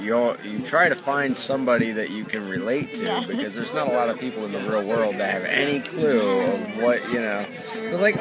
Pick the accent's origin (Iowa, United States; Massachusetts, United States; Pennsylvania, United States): Pennsylvania, United States; Benton; We're from Benton. We've got 600 people in town